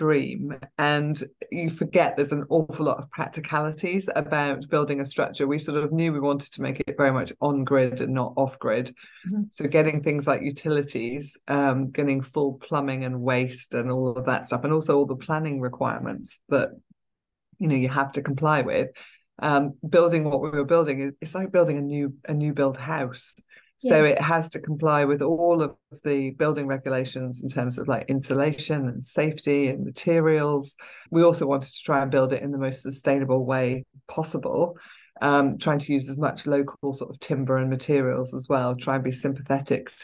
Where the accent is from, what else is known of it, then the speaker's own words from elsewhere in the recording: Scotland, United Kingdom; also born or lived in Surrey; now in Wye Valley, United Kingdom; I was brought up in Scotland